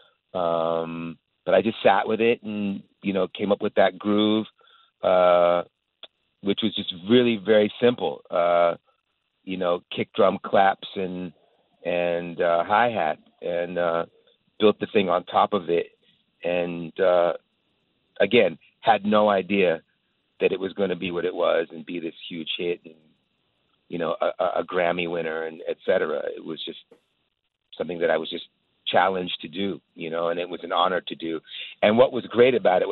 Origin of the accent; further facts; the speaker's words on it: United States; being an American